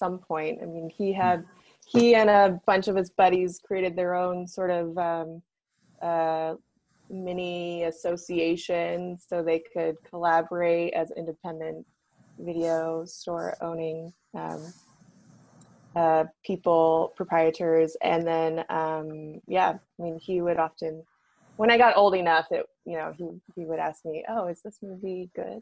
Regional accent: Chino Hills, California, United States; I grew up in Chino Hills, California

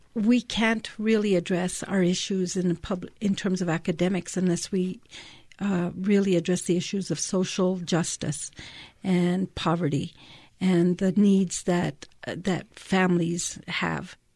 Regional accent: Taos, New Mexico, United States; moved away as an adult; now in Albuquerque, United States; I was born and raised in Taos, in Ranchitos.

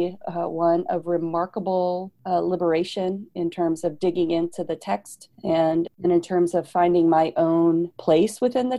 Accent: Northeast Texas, United States; moved away; also born or lived in Richmond, Virginia; I grew up in Northeast Texas

